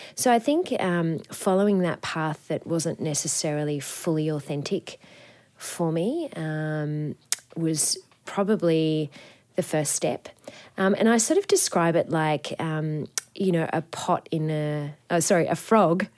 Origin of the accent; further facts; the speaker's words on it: Coffs Harbour, New South Wales, Australia; I grew up in Coffs Harbour on the, the north coast of New South Wales